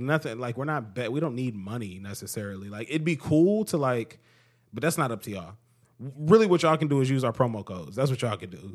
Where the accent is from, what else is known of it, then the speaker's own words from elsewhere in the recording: United States; as an American